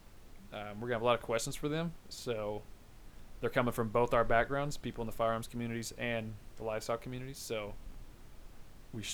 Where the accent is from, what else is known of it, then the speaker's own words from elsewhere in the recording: Eufaula, Oklahoma, United States; now we have two Subways in our hometown